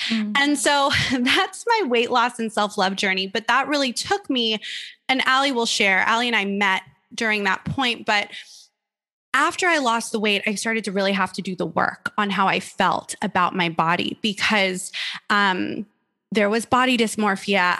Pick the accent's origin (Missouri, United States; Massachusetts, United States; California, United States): California, United States; Malibu; I grew up in Malibu, California, which is a beautiful little beach town